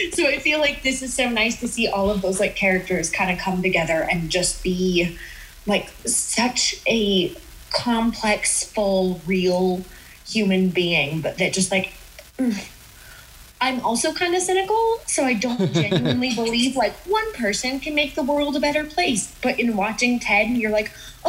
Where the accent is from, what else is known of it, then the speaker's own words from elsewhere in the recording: Utah, United States; I grew up in Utah, which is very, very white